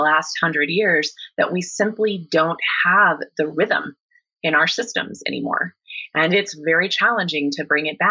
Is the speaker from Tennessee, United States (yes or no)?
no; Kansas, United States; I grew up in Kansas